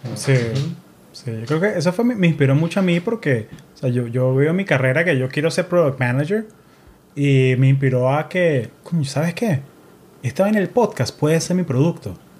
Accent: Caracas, Capital District, Venezuela; now in United States; Soy de un pueblo al este de Colombia, se llama Caracas, Venezuela

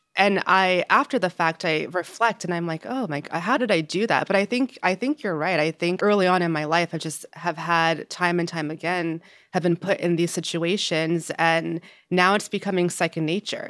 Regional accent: Yonkers, New York, United States; also born or lived in New Jersey; I'm from Yonkers, New York

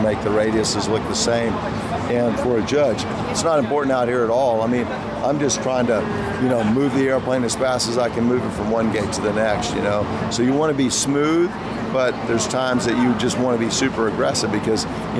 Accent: Texas, United States; I was born in Texas

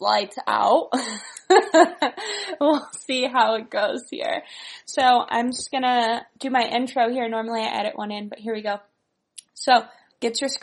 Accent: Northern California, United States; I grew up in California, Northern California, and I originally was a figure skater.

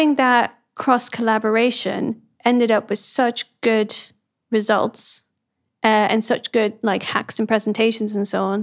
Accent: Amsterdam, North Holland, Netherlands; So I grew up mostly in the Netherlands, in Amsterdam

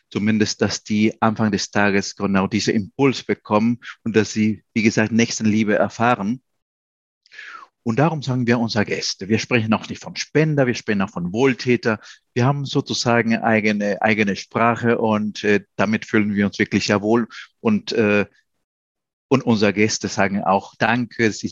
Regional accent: Peru; moved away as an adult; now in Germany; ich bin in Peru geboren, auch aufgewachsen. Äh, ich war als Kind auch in Deutschland.

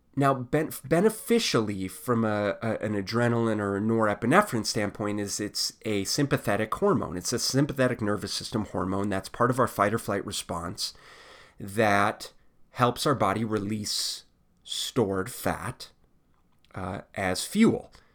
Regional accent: United States

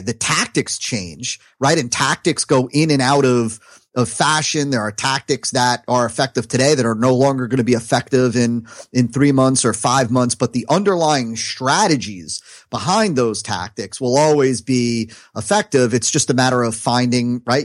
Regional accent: New Jersey, United States; now in South Florida, United States; I'm from New Jersey

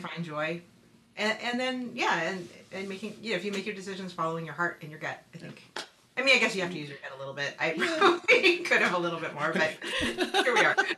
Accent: West Coast, United States; moved away as an adult; also born or lived in New England; I hadn't lived away from the West Coast up until I moved to New England

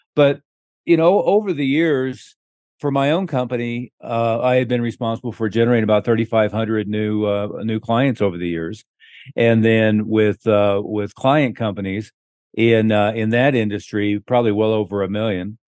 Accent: Oklahoma, United States; moved away; I was from Oklahoma

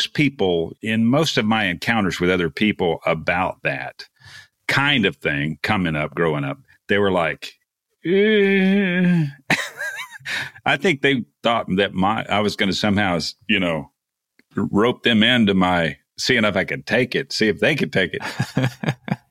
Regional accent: Texas Gulf Coast, United States; I was raised on the Texas Gulf Coast

